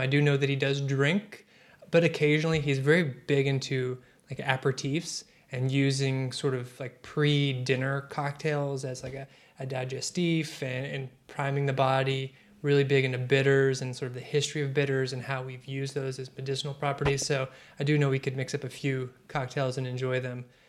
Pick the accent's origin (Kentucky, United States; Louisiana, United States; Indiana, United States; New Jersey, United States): Kentucky, United States; Maceo; I'm from the western part. Owensboro, Kentucky is where I claim, but really I'm from Masonville